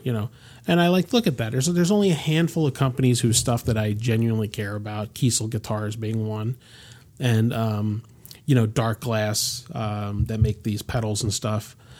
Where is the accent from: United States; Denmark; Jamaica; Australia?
United States; I'm born in this country, I'm an American